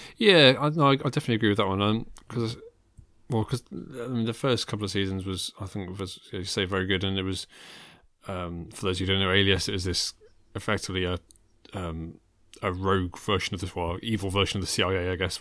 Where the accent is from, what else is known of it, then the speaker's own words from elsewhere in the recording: England, United Kingdom; I'm English